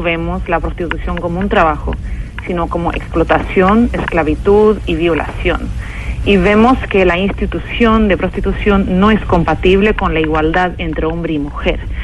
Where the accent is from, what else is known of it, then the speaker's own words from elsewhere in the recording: Sweden; en mi país, Suecia